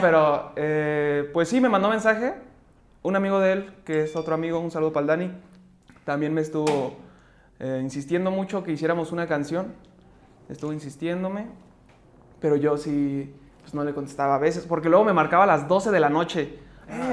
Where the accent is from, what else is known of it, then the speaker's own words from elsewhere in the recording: Mexico City, Mexico; soy de la Ciudad de México, artista emergente